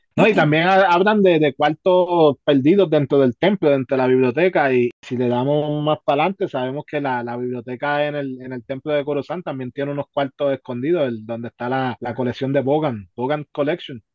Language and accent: Spanish; Puerto Rico; nosotros como puertorriqueños